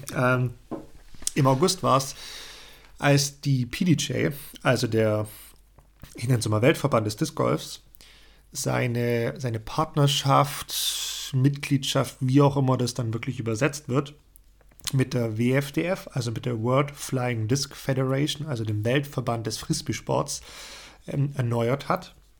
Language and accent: German; Germany; bei uns in Deutschland